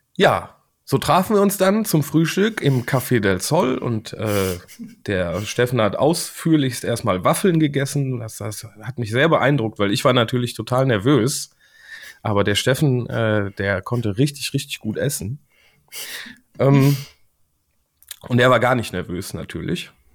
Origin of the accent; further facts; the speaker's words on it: Siegen, North Rhine-Westphalia, Germany; Ich komme aus Siegen